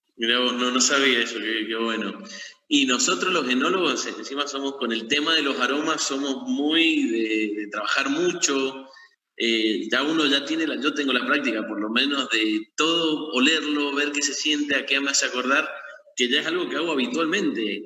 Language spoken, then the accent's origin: Spanish; Mendoza, Argentina; nací en Mendoza, he vivido en Mendoza toda mi vida